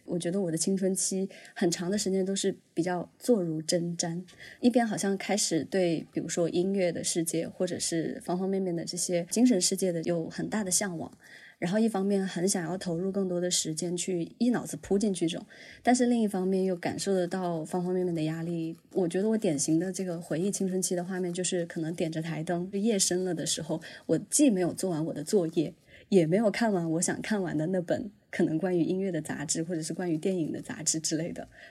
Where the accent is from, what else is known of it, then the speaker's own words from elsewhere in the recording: Huanggang, Hubei, China; 我是来自湖北黄冈，我们那边的方言里面就是比如说像我爷爷奶奶会那样叫我